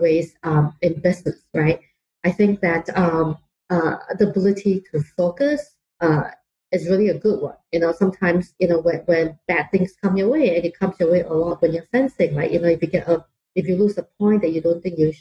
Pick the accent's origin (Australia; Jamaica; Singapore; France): Singapore; also born or lived in London; now in Bay Area, United States; I grew up in Singapore, and you can tell from my accent that it's not entirely American